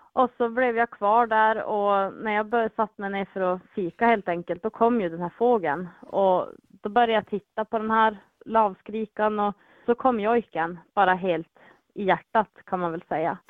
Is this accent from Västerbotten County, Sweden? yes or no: yes; Vilhelmina, Västerbotten County, Sweden; Vilhelminområdet där jag är ifrån